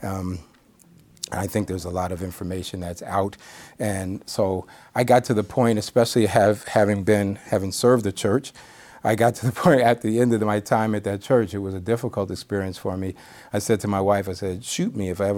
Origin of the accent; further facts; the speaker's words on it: New York, United States; I'm a New Yorker